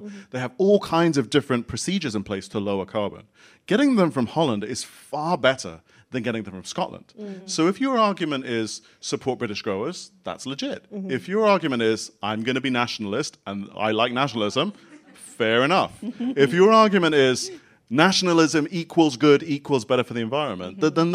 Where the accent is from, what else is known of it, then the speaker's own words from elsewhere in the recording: Singapore; also born or lived in Bath / Kent / Ecuador; now in London, United Kingdom; I grew up in Singapore. But neither of my parents were from Singapore